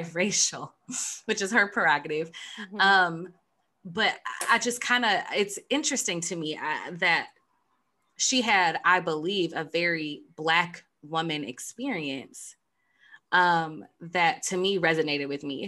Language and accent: English; United States; us Americans